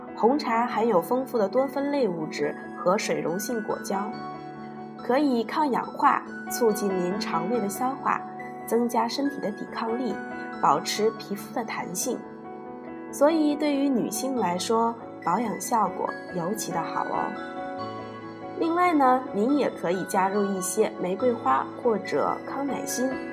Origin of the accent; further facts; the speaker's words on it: northern China, China; 是北方人，在我们的家乡呀，冬至这一天是要吃饺子的